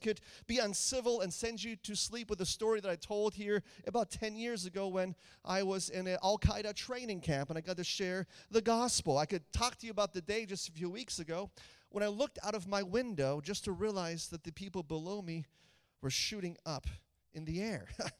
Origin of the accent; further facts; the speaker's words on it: Germany; also born or lived in Austria / Liechtenstein; I grew up in Germany as a missionary kid. German-speaking Europe has been my home since 1983, the Dark Ages. It is my home, and that's from where we base now.